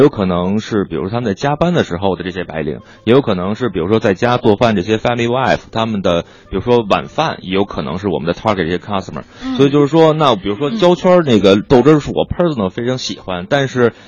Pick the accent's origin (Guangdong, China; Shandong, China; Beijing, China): Beijing, China; 我是local的北京人